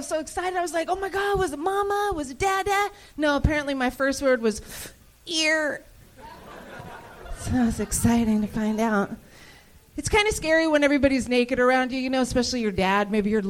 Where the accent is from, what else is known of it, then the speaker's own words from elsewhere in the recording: Topanga, California, United States; I was raised by hippies in Topanga Canyon.